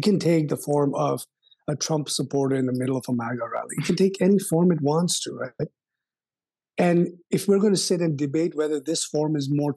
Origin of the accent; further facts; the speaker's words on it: Kolkata, West Bengal, India; When I grew up in India, especially in the city of Calcutta